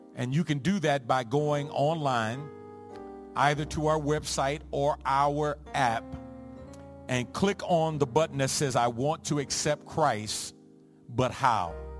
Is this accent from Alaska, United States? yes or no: no; New York City, New York, United States; two of my best friends growing up in the Jacob Rees housing projects on the Lower East Side of Manhattan